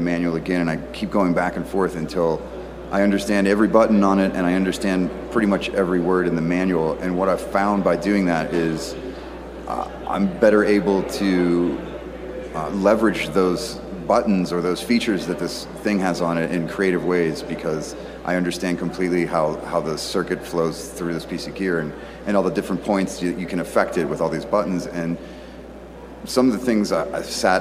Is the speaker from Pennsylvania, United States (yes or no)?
yes; Pittsburgh, Pennsylvania, United States; now in Austin, United States; I'm a dude from Pittsburgh originally, and I now live in Austin, Texas, and I've lived a few places in between